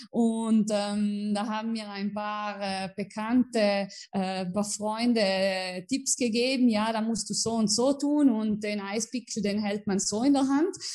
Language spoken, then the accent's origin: German; Merano, Trentino-Alto Adige, Italy; also ich bin in äh, Meran in Südtirol geboren und aufgewachsen. Äh, ja, äh, in Südtirol haben wir jede Menge Berge